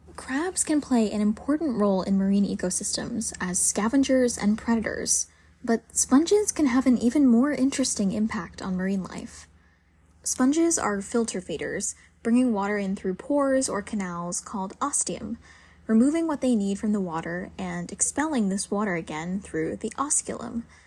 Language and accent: English; South Carolina, United States; Growing up in South Carolina